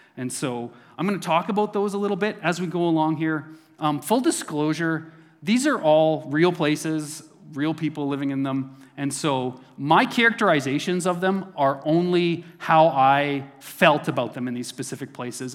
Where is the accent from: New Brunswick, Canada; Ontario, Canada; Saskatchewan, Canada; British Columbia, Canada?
Saskatchewan, Canada; Neilburg; moved away; this is in my hometown of Newburgh, Saskatchewan. So this is where I was born and raised.